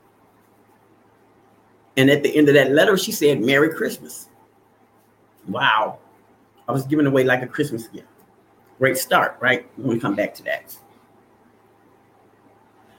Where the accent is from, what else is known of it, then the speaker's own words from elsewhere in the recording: Arkansas, United States; I was not born on the south side of Chicago. I was born in Arkansas